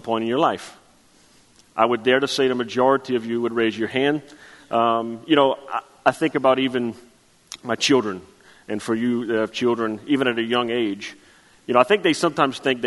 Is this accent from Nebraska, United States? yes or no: no; Chauvin, Louisiana, United States; I'm from Chauvin, Louisiana